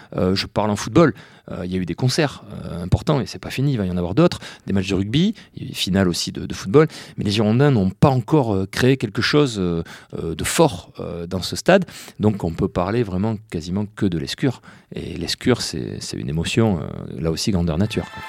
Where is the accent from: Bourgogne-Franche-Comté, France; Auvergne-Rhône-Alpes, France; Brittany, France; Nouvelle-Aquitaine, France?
Nouvelle-Aquitaine, France; Bordeaux; on a tous grandi là-dedans. Je veux dire, euh, moi le premier, j'ai eu 47 ans il n'y a pas longtemps, j'y vais depuis que j'ai 6 ans dans ce stade